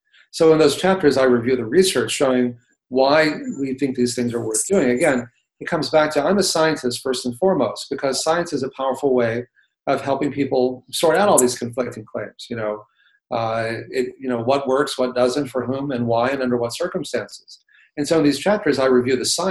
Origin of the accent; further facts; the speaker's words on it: Texas, United States; when I grew up in Texas eating, you know, a lot of cheeseburgers and chalupas